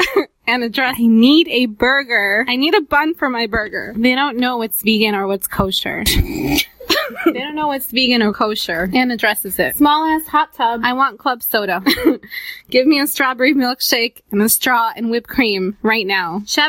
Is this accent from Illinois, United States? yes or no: yes; Glen Ellyn, Illinois, United States; I'm from Glen Ellyn.